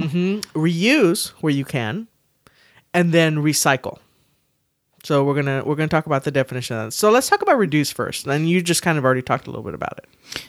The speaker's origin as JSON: {"language": "English", "town": "San Antonio", "region": "Texas", "country": "United States", "tie": "born or raised there", "said": "I was born and raised here in San Antonio, Texas"}